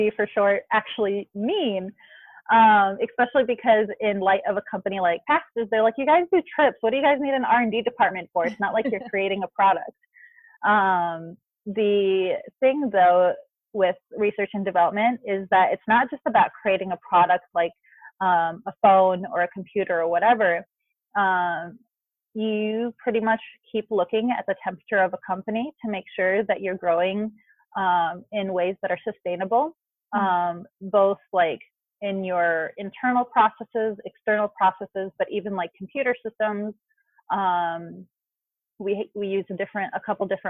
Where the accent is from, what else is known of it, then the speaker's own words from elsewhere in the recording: Northwest suburbs of Chicago, Illinois, United States; also born or lived in Syria; I was born and raised in America, mostly in like Northwest Illinois, Northwest suburbs of Chicago and Illinois